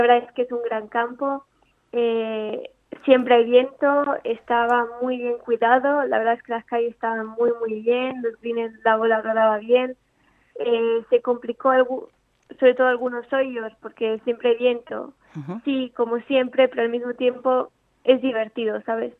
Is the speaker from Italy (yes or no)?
yes; Italy; now in Spain; Yo soy italiana, nací en Italia, pero me mudé a España hace nueve años